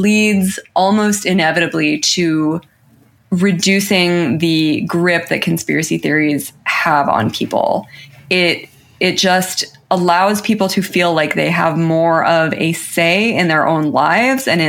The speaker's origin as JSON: {"language": "English", "region": "New Mexico", "country": "United States", "said": "I'm from New Mexico"}